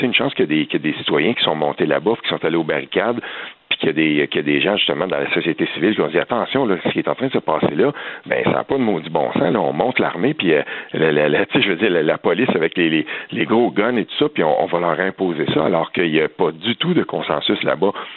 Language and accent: French; Quebec, Canada; chez nous au Québec